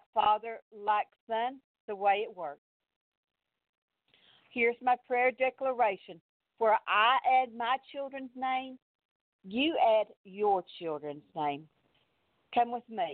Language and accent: English; Texas, United States; accent: Texas; I'm from Texas